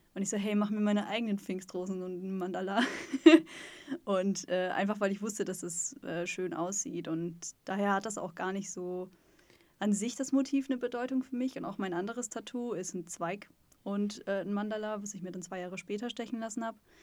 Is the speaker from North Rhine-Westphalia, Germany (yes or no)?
yes; Sauerland, North Rhine-Westphalia, Germany; now in Stuttgart, Germany; ich komme eigentlich aus Nordrhein-Westfalen, aus dem Sauerland, aus dem Wald, aus dem tiefen Dorf.